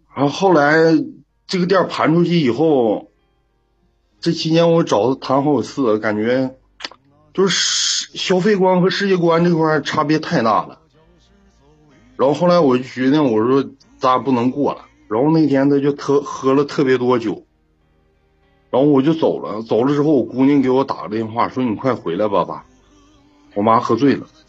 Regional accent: Heilongjiang, China; 我是黑龙江的，是农村乡亲认识的

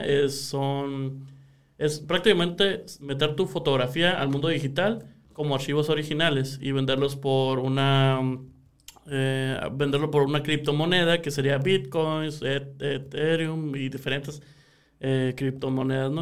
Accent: Sonora, Mexico

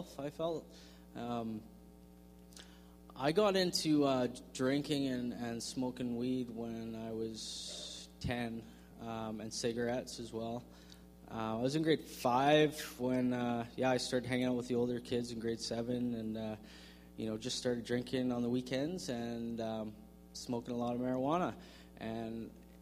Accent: Victoria, British Columbia, Canada; I grew up in Victoria

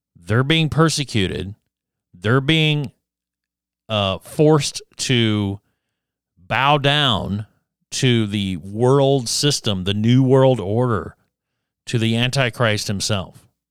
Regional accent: Addison, Alabama, United States; moved away; back in, in my hometown of Addison, Alabama

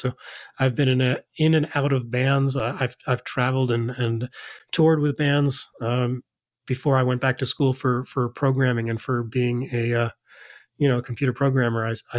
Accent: New York, United States; Yeah, as a kid, I grew up in New York.

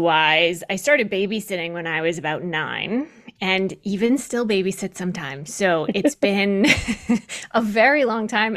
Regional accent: New Hampshire, United States; I grew up in New Hampshire

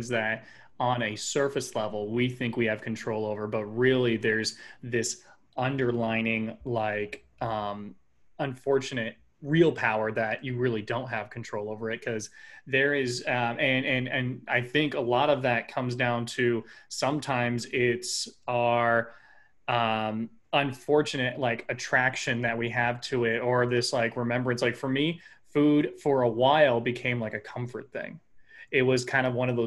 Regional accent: Midwest, United States; born and raised in the Midwest

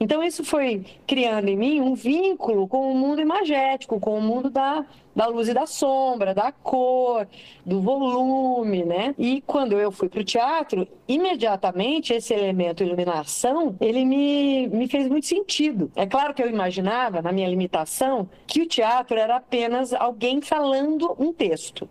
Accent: Castro, Paraná, Brazil; moved away as an adult; now in Curitiba, Brazil; Eu sou do interior de uma cidade pequena do Paraná, né? Sou de Castro

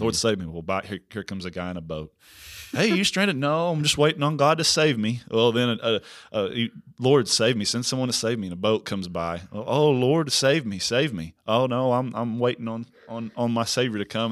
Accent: Prague, Oklahoma, United States; now in Missouri, United States; I'm actually from Oklahoma

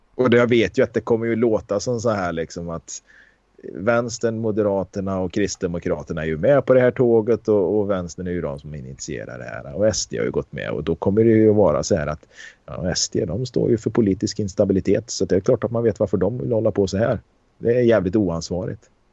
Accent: Karlstad, Värmland, Sweden; där jag växte upp i Karlstad

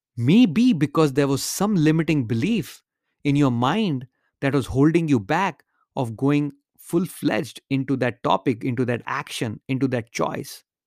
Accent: India; moved away as an adult; now in United States; when I was growing up in India

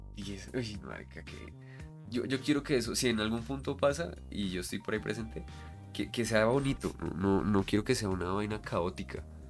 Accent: Bogotá, Colombia; yo soy Rolo

